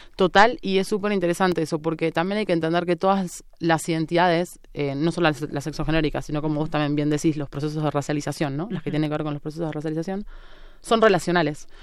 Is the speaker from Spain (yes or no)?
no; Avellaneda, Buenos Aires Province, Argentina; moved away as an adult; now in Mexico City, Mexico; provincia de Buenos Aires. Hago una distinción, no soy porteña, es muy importante. Soy de la periferia, digamos, El conurbano bonaerense.